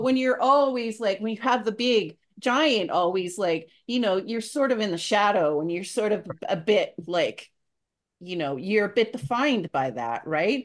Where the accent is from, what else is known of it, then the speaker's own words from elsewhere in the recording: Canada; as a Canadian